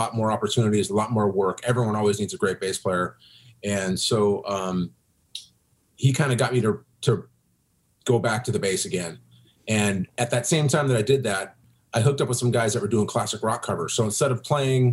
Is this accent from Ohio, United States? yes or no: no; Seattle, Washington, United States; also born or lived in Kodiak, Alaska / Anchorage, Alaska; the end of my elementary, junior high, and all of high school was all in Seattle